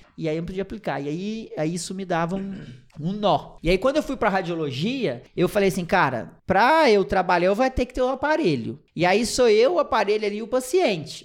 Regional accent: Piumhi, Minas Gerais, Brazil; moved away; also born or lived in Votuporanga; Sou de uma cidadezinha do interior de Minas Gerais, de 30 mil habitantes, chamada Piuí. É bem pequenininha, mas uma cidade muito legal que eu tenho muito orgulho de ter nascido e cri sido criado lá.

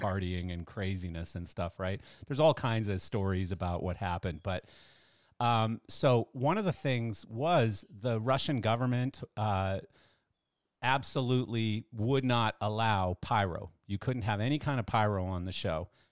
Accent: Canada; I'm Canadian and I'm a bass player

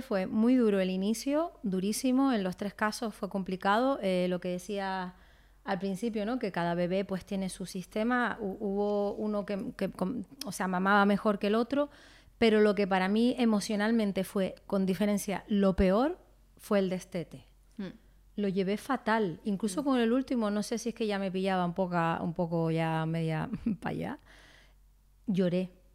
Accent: Canary Islands, Spain; como buena canaria, uno pues cría a sus hijos en, cerca del mar y en la playa

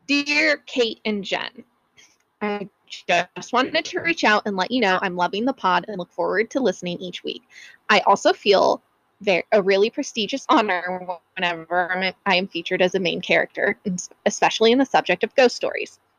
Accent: Tucson, Arizona, United States; right here in my hometown of Tucson, Arizona, in my very own workplace.

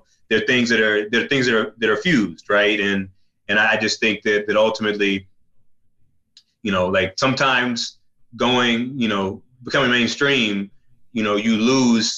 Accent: the South, United States; I'm from the South

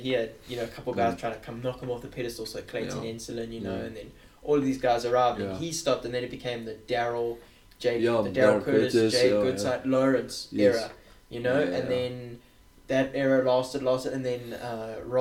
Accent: South Africa; born or raised there

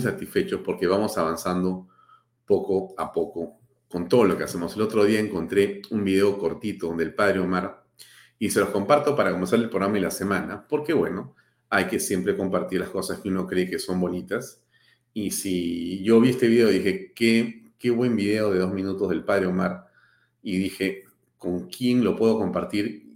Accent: Peru

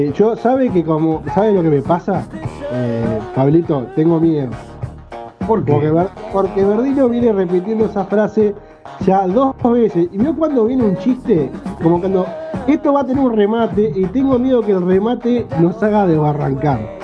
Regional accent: Uruguay; vivimos acá. somos uruguayos

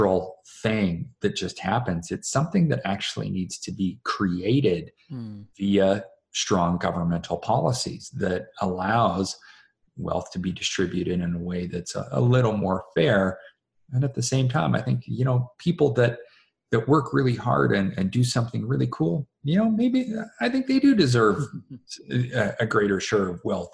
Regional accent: Canada; me being a Canadian

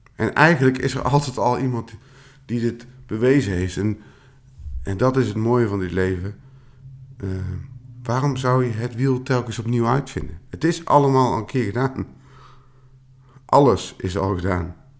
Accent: Tilburg, North Brabant, Netherlands; also born or lived in Eindhoven; now in Veldhoven, Netherlands; oorspronkelijk kom ik uit Tilburg

